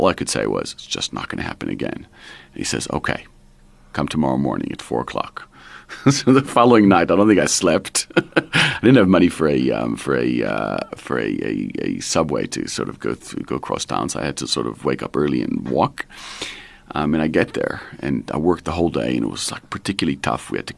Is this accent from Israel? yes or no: yes; Israel; moved away; So I grew up in Israel, and my parents moved there when I was 19.